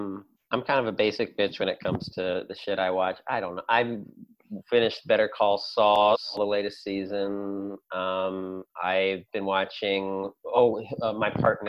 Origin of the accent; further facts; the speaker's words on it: Elizabethtown, Kentucky, United States; moved away as an adult; also born or lived in Louisville, Kentucky; now in Chicago, United States; I'm originally from Hardin County, and went back and forth between Elizabethtown and Louisville a lot growing up, and ended up coming to Chicago after college